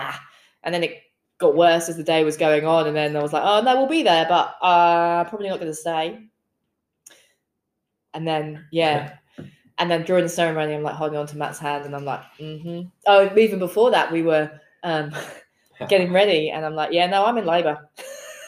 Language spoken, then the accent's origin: English; England, United Kingdom; now in Australia; I'm from England